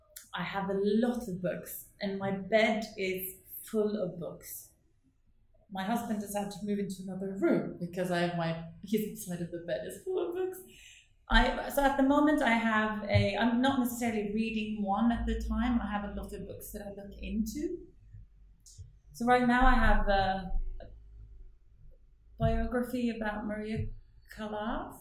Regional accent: Northern Norway, Norway; accent: broad northern Norwegian dialect; English is a second language; moved away; my Norwegian accent is, I have a really broad dialect because I come from sort of further north

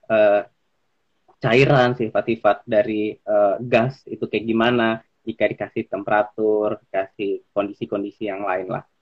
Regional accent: Jakarta, Indonesia; oh uh, aku asalnya dari Jakarta sebenarnya

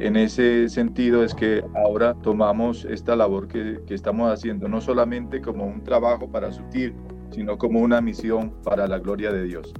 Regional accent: Colombia; soy em, colombiano

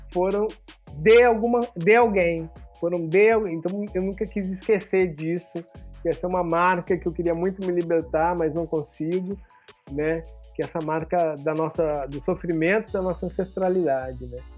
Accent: São Paulo, Brazil; Eu, como bom paulistano, chamaria de Jefferson D.

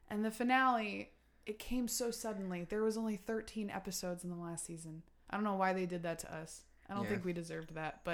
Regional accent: Westchester County, New York, United States; moved away; I am from Westchester, and I wear it

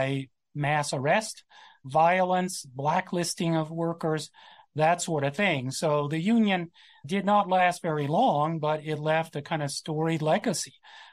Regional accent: South Central Louisiana, United States; I'm from Louisiana, South Central Louisiana, not too far from where I grew up and where my family's from

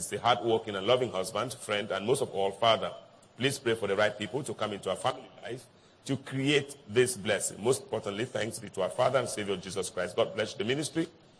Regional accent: South Africa; from South Africa.

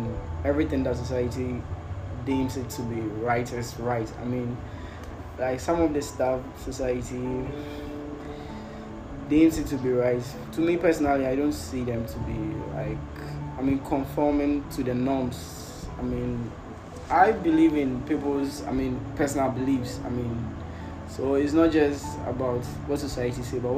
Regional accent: Ghana

